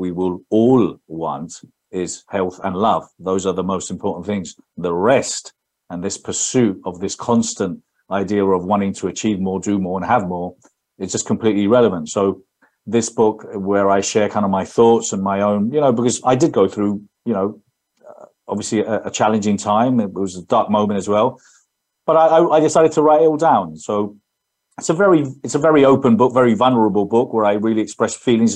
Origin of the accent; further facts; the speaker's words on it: London, United Kingdom; accent: English; now in Spain; So I was born in London, brought up there. That's my English accent, but I lived in Spain all my life.